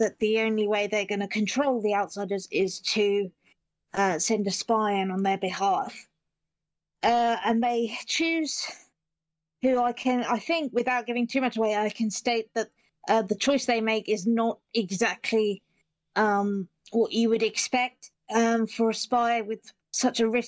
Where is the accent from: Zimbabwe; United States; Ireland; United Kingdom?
United Kingdom; Petersfield, South East England; I'm from Petersfield, which is a town near Portsmouth in England.